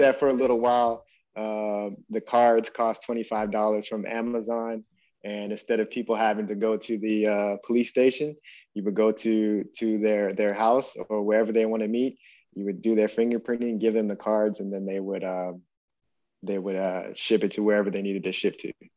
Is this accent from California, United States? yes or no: yes; Stockton, California, United States; we were growing up in Stockton, California